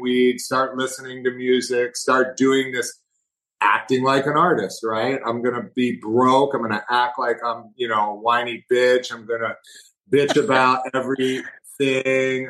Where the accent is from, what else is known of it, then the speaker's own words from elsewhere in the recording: Missouri, United States; I'm from Missouri. I'm from the Show Me State